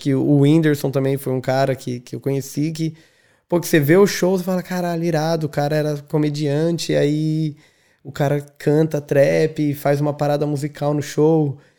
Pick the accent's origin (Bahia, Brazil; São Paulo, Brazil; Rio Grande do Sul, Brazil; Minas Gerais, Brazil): São Paulo, Brazil; São José dos Campos; moved away as an adult; now in Dublin, Ireland; sou de São José dos Campos, interior do estado de São Paulo. Estou é, em Dublin desde janeiro de 2016